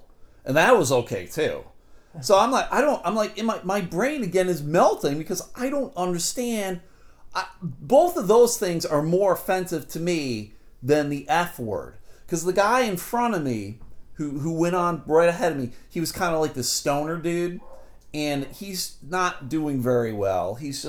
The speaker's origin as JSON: {"language": "English", "region": "Michigan", "country": "United States", "said": "I just want to remind you, I'm the guy from Michigan. You know, I don't have any people."}